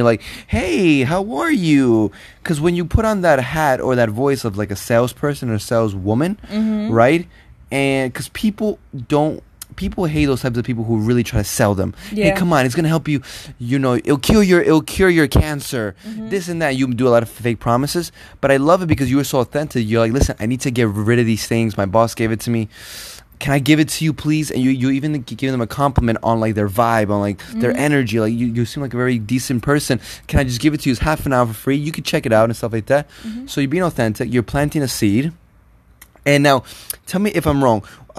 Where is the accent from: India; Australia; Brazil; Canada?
Canada; Toronto, Ontario; you know, I'm from Toronto.